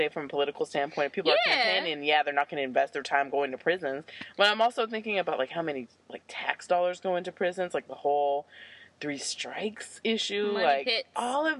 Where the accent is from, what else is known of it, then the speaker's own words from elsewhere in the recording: United States; as an American.